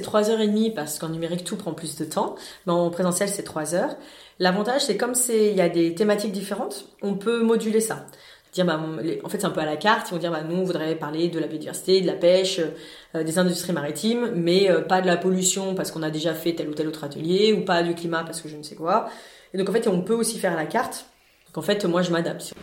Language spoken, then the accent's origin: French; France; en tant que Français